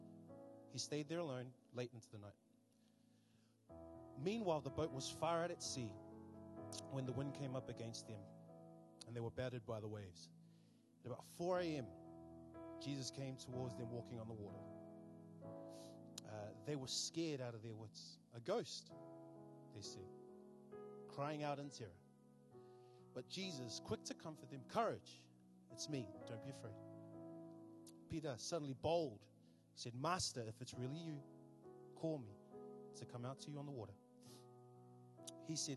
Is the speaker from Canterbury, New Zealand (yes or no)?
no; Auckland, New Zealand; moved away as an adult; now in Wellington, New Zealand; I hail from the Big Smoke, Auckland, and yeah, we came down here in 2010